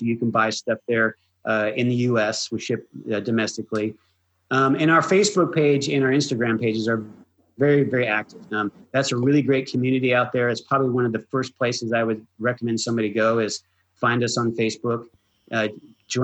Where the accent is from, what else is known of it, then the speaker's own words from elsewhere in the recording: United States; being an American, we are a nation of immigrants